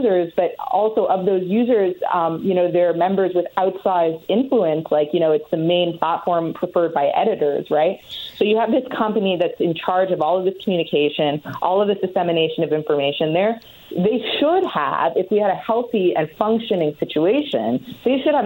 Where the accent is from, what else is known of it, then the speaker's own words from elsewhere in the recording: Canada; I'm Canadian